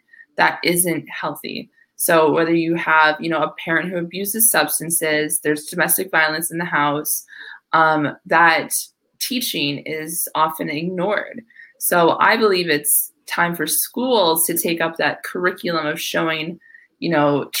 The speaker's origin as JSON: {"language": "English", "region": "northwestern Wisconsin", "country": "United States", "also_born_or_lived": "Minneapolis, Minnesota", "moved": "yes", "lives_now": "Tampa, United States", "said": "I'm originally from Wisconsin, a very small town in northwestern Wisconsin, but now I live in Tampa, Florida."}